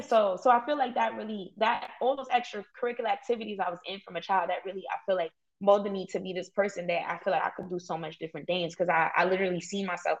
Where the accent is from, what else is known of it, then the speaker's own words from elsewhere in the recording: New York City, New York, United States; I grew up in East New York.